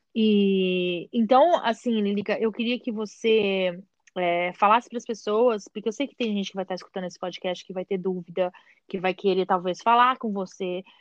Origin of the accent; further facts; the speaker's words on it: Brazil; moved away; a gente vem do Brasil